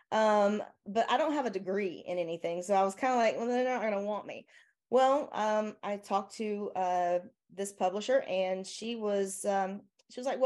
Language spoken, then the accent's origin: English; the South, United States; accent: southern; my southern accent